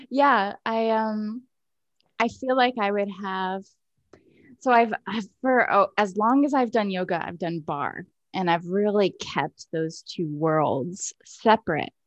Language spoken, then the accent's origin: English; United States; Like, I'm so American and ignorant to these different ways of being in the world.